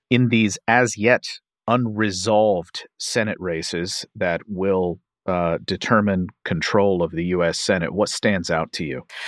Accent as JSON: {"language": "English", "region": "Kentucky", "country": "United States", "tie": "born or raised there", "said": "my home state of Kentucky"}